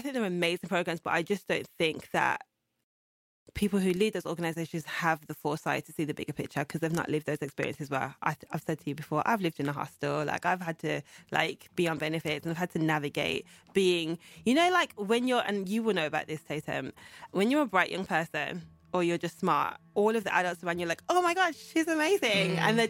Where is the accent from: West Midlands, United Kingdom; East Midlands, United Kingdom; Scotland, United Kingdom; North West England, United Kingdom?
West Midlands, United Kingdom; Birmingham; So, yeah, I was born in Birmingham in 1986.